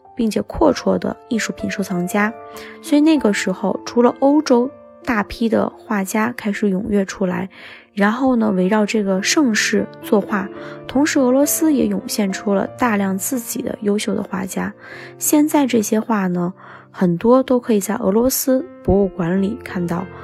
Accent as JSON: {"language": "Chinese", "country": "China"}